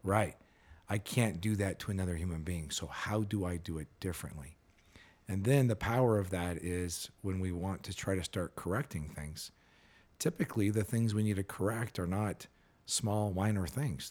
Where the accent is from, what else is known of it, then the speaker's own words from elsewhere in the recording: California, United States; I grew up in California